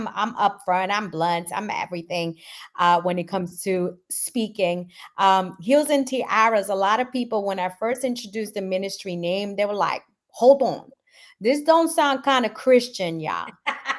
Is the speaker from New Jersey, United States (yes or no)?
no; New York, United States; accent: New York; also born or lived in Guatemala; I'm 100% Guatemalan. I was born in Guatemala, came here at the age of 3, and I'm in New York